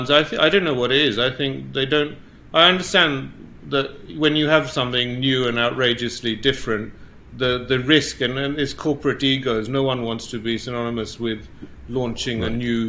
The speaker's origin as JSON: {"language": "English", "country": "Uganda", "moved": "yes", "said": "we were kicked out of Uganda"}